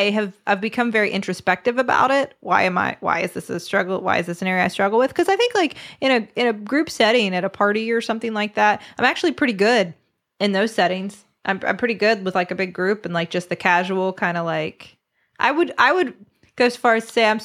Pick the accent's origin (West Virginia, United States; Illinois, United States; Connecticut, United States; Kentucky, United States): West Virginia, United States